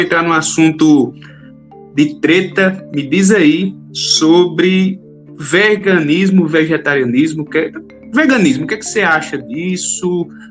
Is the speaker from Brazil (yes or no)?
yes; Northeast Region, Brazil; eu sou nordestino, gosto muito da comida nordestina